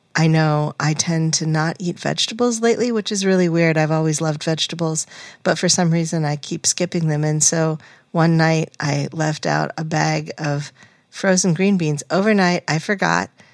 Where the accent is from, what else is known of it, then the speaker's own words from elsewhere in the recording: New England, United States; growing up in New England